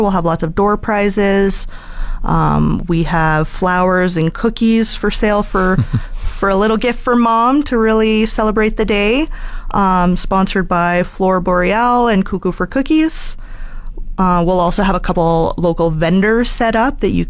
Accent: Edmonton, Alberta, Canada; moved away as an adult; now in Fort McMurray, Canada; I'm from Edmonton, born and raised originally

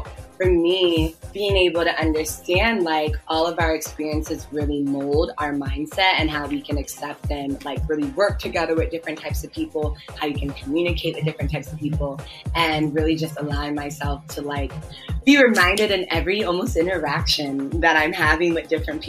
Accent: Ghana; also born or lived in Washington, D.C., United States; I'm Ghanaian. I'm Ghanaian American. I was born in the States, actually in DC, and both my parents are Ghanaian and made the decision for both my brother and I to live in Ghana as kids first

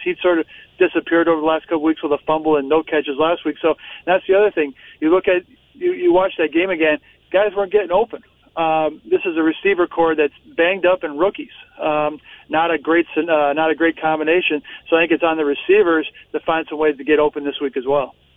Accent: North Dakota, United States; moved away; I grew up in North Dakota

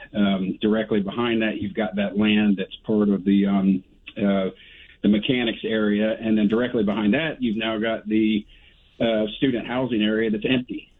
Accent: Gainesville, Florida, United States; born and raised in the Gainesville area

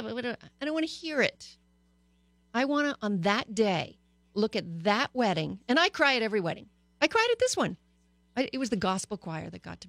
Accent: Canada; also born or lived in United States; now in Los Angeles, United States; I grew up in Canada

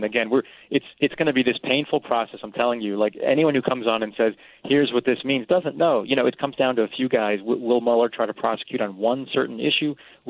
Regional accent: Massachusetts, United States; I'm from the South Shore of Boston, Massachusetts.

